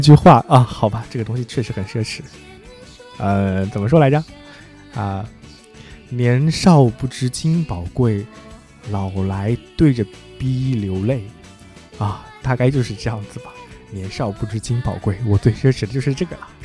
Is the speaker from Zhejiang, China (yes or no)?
yes; Zhejiang, China; 我生长在一个，啊，我前面的节目有可能提过，就是浙江的四五线小城市里